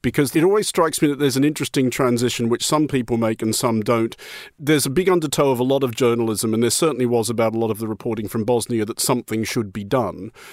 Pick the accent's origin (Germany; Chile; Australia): Australia; being an Australian as I am